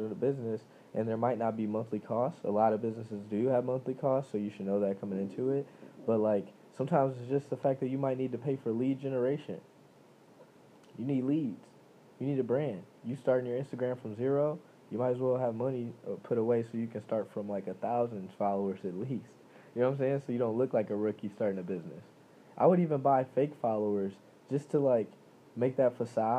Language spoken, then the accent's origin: English; United States; I'm American, I live here, I was born here